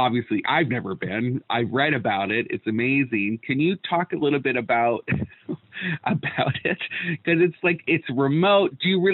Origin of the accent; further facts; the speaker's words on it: Canada; I'm Canadian, yeah. So I grew up in the wilderness